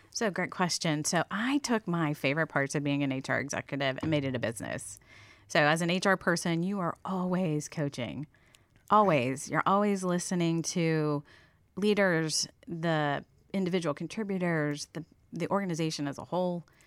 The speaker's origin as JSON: {"language": "English", "town": "Steubenville", "region": "Ohio", "country": "United States", "tie": "born or raised there", "also_born_or_lived": "Columbus, Ohio", "moved": "as an adult", "said": "originally from Ohio, born and raised in … hometown"}